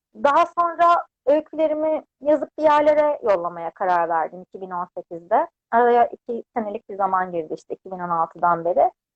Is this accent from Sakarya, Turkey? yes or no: yes; Adapazarı, Sakarya, Turkey; moved away as an adult; now in Istanbul, Turkey; ben 92 yılında Adapazarı'nda doğdum. İlk ve orta öğretimimi, lise öğrenimimi orada tamamladım.